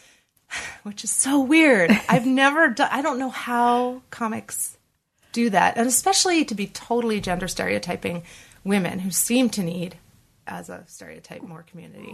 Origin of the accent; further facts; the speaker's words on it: Boston, Massachusetts, United States; now in New York, United States; I grew up in Boston